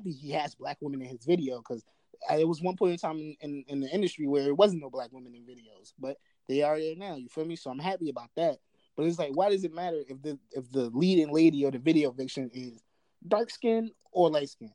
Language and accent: English; New Jersey, United States; also born or lived in Baltimore; I'm from Jersey